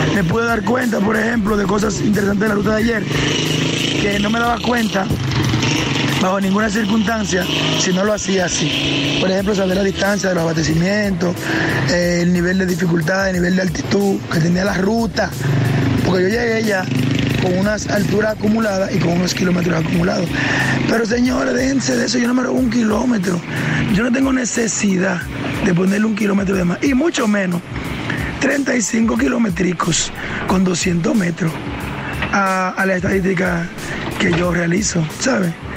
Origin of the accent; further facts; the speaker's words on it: Monte Plata, Dominican Republic; yo soy de aquí de Monteplata